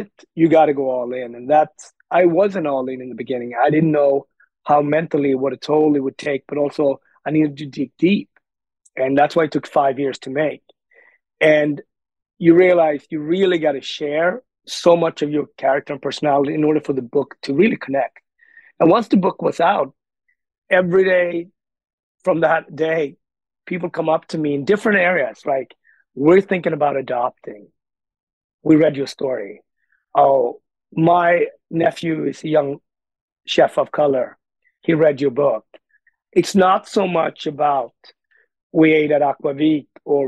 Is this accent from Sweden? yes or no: yes; Sweden; moved away as an adult; also born or lived in Ethiopia; now in New York City, United States; I grew up in Sweden, but my adult life had really been lived in New York City